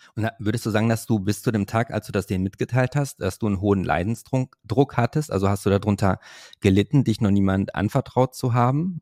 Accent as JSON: {"language": "German", "town": "Hövelhof", "region": "North Rhine-Westphalia", "country": "Germany", "said": "ich komme ja aus Hövelhof, das ist ja bei Paderborn"}